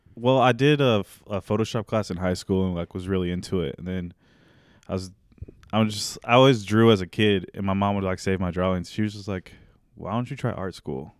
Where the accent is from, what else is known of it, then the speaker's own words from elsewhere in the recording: Raymore, Missouri, United States; also born or lived in Topeka, Kansas; I grew up in Raymore, which is, like, thirty minutes south of here. It's a little bit south of Grand View, next to Belton. Um, lived in the same house my whole life